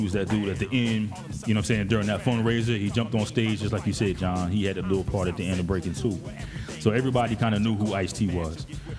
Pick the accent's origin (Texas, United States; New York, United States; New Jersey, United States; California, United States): New Jersey, United States; Morristown; also born or lived in Summit, New Jersey; I was born and raised in Morristown, New Jersey.